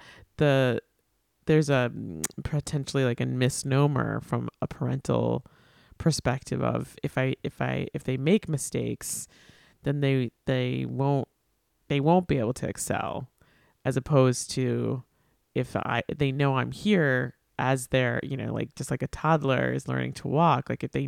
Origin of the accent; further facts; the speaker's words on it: New York, United States; I grew up on Long Island, and I don't think people think I sound like I'm from Long Island.